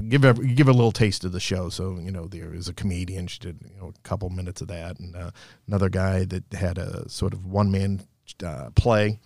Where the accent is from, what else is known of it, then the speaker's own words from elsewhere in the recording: Somerville, Massachusetts, United States; I grew up in Somerville. I went to school at Malden Catholic